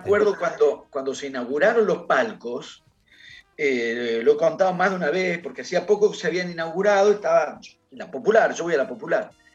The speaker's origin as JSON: {"language": "Spanish", "region": "Buenos Aires", "country": "Argentina", "said": "yo no soy de ahí, yo soy de Núñez"}